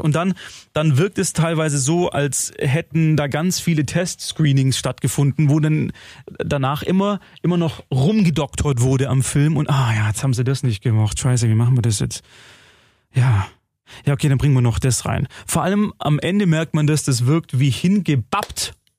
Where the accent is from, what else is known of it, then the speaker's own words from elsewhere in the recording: Germany; bei uns in Deutschland